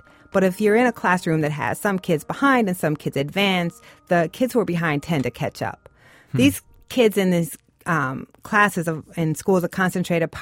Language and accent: English; Waterloo, Iowa, United States; I grew up in Waterloo, Iowa.